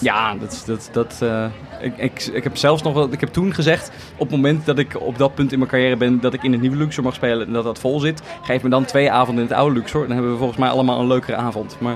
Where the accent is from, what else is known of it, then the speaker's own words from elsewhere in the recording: The Hague, South Holland, Netherlands; ik kom uit Den Haag eigenlijk. En ik mhm. heb heel lang toneelcursussen gedaan bij het Korenhuis. Dat is een soort cultureel cursuscentrum